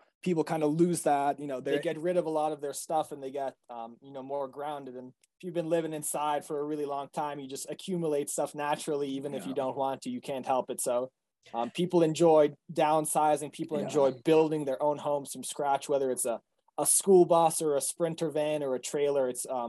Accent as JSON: {"language": "English", "town": "Boston", "region": "Massachusetts", "country": "United States", "said": "we came from Boston and living inside. So we didn't have a lot of these handyman or, you know, basic homeowner skills."}